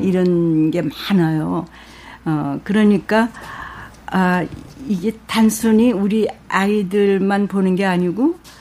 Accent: Seoul, South Korea; 1942년생이고 서울에서 태어났고

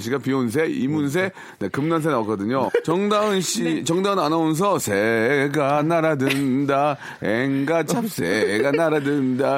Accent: Gunsan, North Jeolla, South Korea; moved away; 군산 앞바다집이었어요

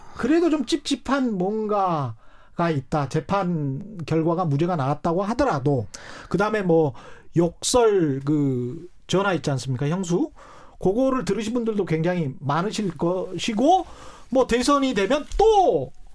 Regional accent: South Jeolla, South Korea; 이제 전라남도 출신이라

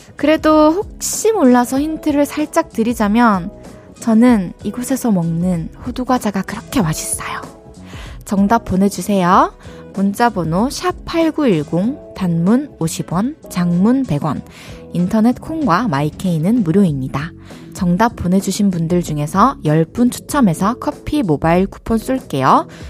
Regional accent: Changwon, South Gyeongsang, South Korea; also born or lived in Daegu / Busan; 대구에서 태어나가지고 마산에서 초중고를 나와서 부산에서 대학교를 나왔는데요.

